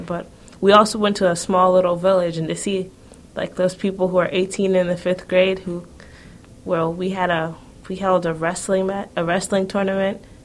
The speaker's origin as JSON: {"language": "English", "region": "New York", "country": "United States", "said": "we're black youth from Harlem"}